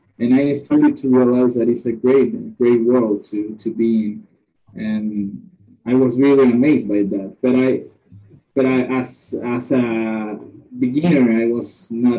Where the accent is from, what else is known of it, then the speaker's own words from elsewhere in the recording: Nicaragua; I'm from Nicaragua.